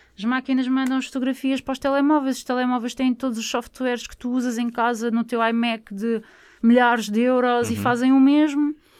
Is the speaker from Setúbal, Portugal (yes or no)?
yes; Barreiro, Setúbal, Portugal; Eu sou do Barreiro